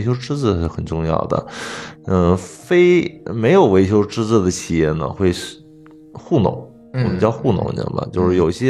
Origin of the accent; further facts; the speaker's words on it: China; 我们中国人有一个习惯不好，就是什么感冒我不吃药